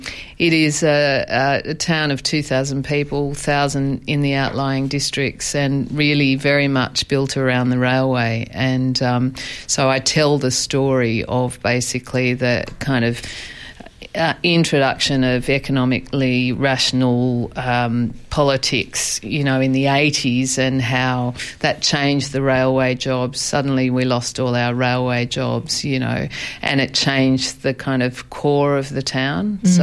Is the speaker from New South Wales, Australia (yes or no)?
yes; Sydney, New South Wales, Australia; there are people in Sydney where I grew up